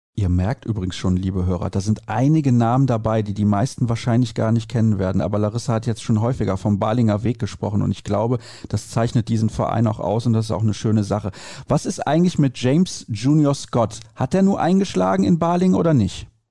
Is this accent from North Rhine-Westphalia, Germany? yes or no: yes; Solingen, North Rhine-Westphalia, Germany; ich komme natürlich auch aus Solingen, ist mein Heimatverein